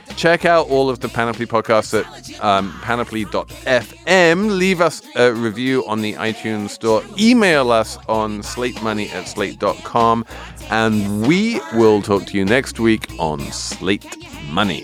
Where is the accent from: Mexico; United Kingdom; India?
United Kingdom; England; I'm English